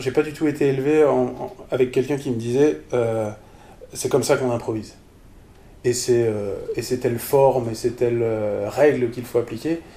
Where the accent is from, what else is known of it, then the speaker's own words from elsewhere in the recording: Strasbourg, Grand Est, France; Je suis Strasbourgeois. Donc j'ai grandi pas mal à Strasbourg, enfin avec des déménagements